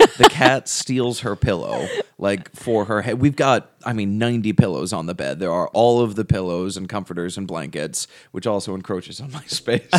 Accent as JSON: {"language": "English", "country": "United States", "also_born_or_lived": "England", "said": "we're from America"}